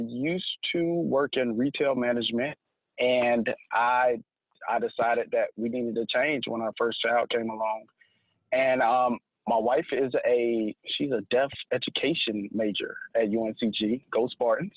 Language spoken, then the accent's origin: English; High Point, North Carolina, United States; also born or lived in Greensboro, North Carolina; I was born and raised in High Point, North Carolina